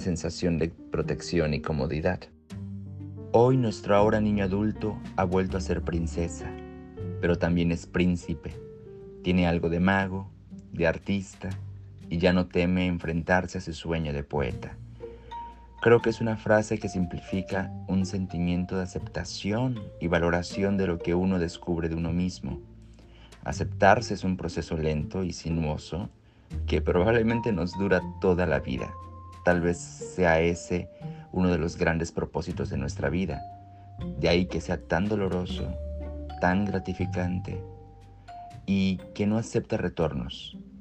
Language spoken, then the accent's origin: Spanish; Yucatán Peninsula, Mexico; en la península de Yucatán, el lugar de donde soy